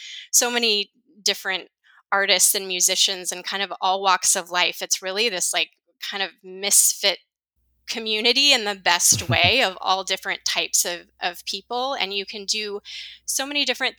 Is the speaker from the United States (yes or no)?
yes; San Clemente, California, United States; I grew up in San Clemente, which is this small little surfer beach town